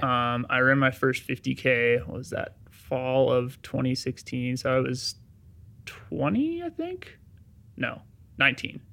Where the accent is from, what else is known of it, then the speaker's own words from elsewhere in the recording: Durango, Colorado, United States; I grew up in Durango, Colorado